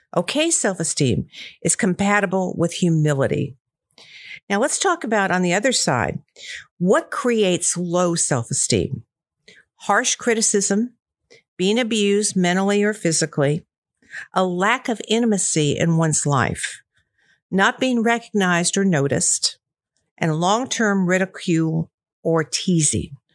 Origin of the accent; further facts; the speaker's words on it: Columbia, Missouri, United States; I grew up in Missouri, Columbia, Missouri, to be exact